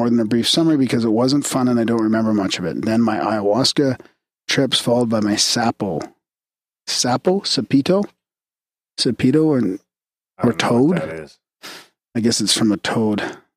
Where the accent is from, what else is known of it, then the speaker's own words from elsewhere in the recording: Boulder Creek, California, United States; Growing up in Boulder Creek, California is full of risks that a city dweller wouldn't encounter